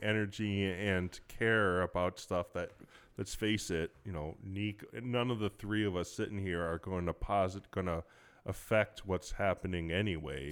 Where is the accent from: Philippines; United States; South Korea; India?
United States; Cleveland, Ohio; I grew up in Cleveland, so you had the Cleveland Plain Dealer